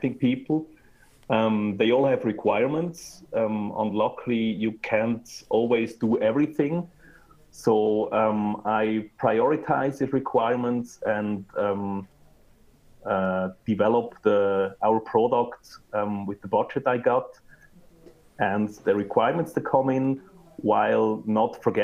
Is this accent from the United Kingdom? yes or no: no; Switzerland; my parents came to Switzerland in the 60s, and I'm born and raised in Switzerland